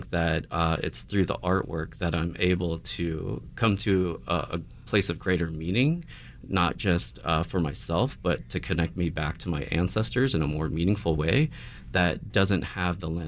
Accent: United States; you know as Filipino Americans uh, we do kind of carry these.

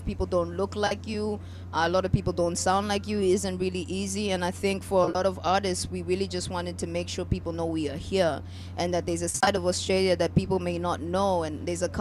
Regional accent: Botswana; also born or lived in Zambia; I was born in Zambia and raised in Botswana

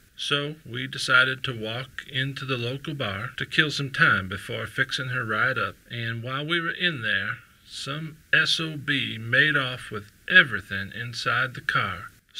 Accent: Tulsa, Oklahoma, United States; I am 97 years old, and I was born and raised in Tulsa.

